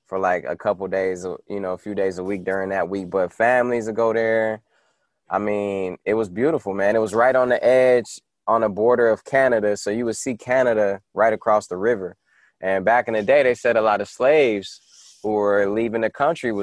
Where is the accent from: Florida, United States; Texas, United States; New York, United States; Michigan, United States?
Michigan, United States; Detroit; moved away; I grew up on North Line between 6 Mile and Curtis